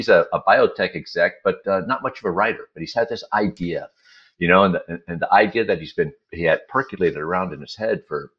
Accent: Houston, Texas, United States; I am not a Yinzer. I am not from Pittsburgh. And in fact, I'm a born Texan. And I think it's important in this context is that as a kid born in Houston in 1964

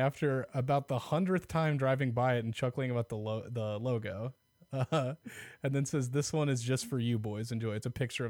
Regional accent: Omaha, Nebraska, United States; now in Lincoln, United States; So I'm technically from Omaha. I grew up there and went to high school. Then I came down here for college, and I've been living in Lincoln since like 2012, I want to say.

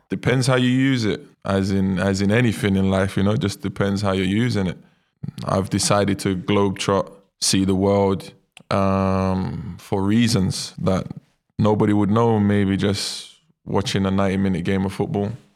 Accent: London, United Kingdom; moved away as an adult; also born or lived in Brazil; my mum and dad was the first out of all their friends in East London to have their own apartment

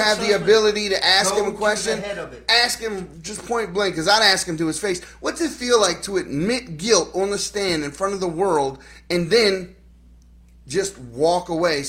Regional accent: Baltimore, Maryland, United States; moved away; I'm from Baltimore City. I'm from the inner city. I grew up around criminals.

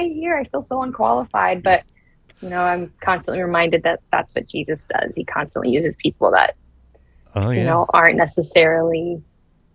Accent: South Florida, United States; also born or lived in Brazil; I grew up in Brazil. Well, I was born in Brazil, and then I grew up in South Florida

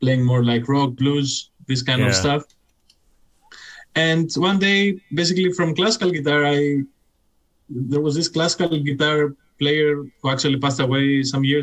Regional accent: Athens, Attica, Greece; now in Berlin, Germany; I'm from Greece.

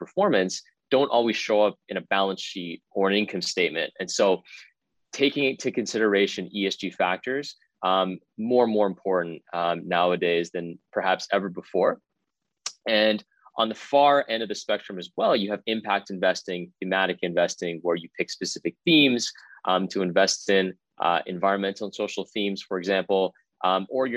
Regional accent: Richmond Hill, Ontario, Canada; I'm from Richmond Hill, just north of the city of Toronto

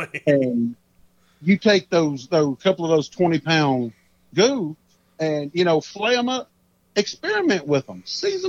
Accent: Texas, United States; born there; So I'm Cajun. I may have been born in Texas, but I got that Cajun roots all around me.

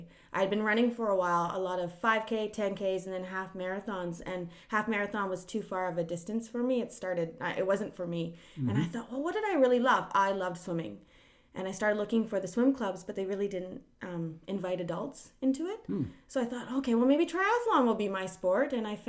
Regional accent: Maple Ridge, British Columbia, Canada; now in Mission, Canada; I grew up in Maple Ridge.

